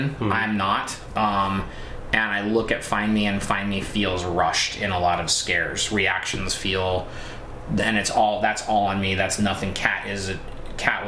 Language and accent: English; Colorado near Aspen, United States; I grew up in Colorado near Aspen